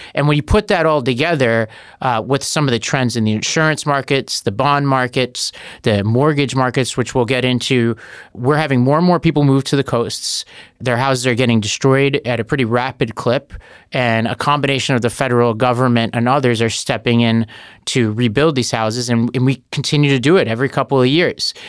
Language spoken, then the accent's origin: English; New York City, New York, United States; I grew up in Staten Island that was hit really hard in Sandy